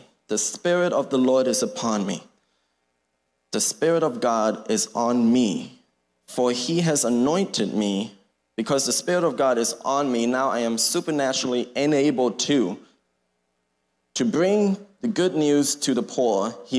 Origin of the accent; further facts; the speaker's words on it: Thailand; So, as Pastor Joe said, we grew up in Thailand. My brother and I, my parents raised us as missionary / pastor's kids in Thailand.